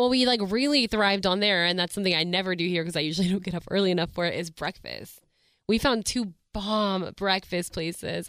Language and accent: English; Melissa, Texas, United States; also born or lived in Dallas; I'm from Melissa, Texas